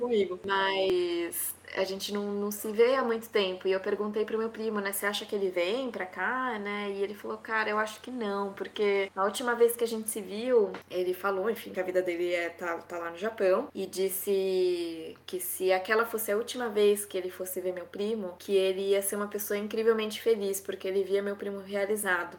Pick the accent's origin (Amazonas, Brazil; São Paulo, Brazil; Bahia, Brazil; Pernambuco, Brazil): São Paulo, Brazil; Ribeirão Preto; moved away as an adult; also born or lived in France / United States; now in Madrid, Spain; em Ribeirão Preto, né, que é, um, que é onde eu nasci